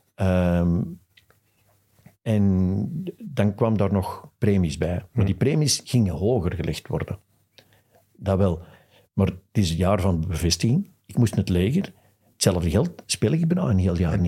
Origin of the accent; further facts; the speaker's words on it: Westmalle, Flanders, Belgium; Ik ben van Westmalle